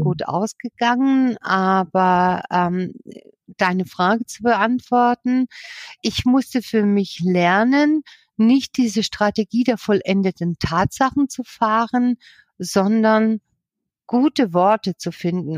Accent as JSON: {"language": "German", "region": "Southern Germany", "country": "Germany", "tie": "born or raised there", "also_born_or_lived": "Berlin / Ruhr area", "moved": "as an adult", "said": "von hier unten in Süddeutschland, von meiner Heimat"}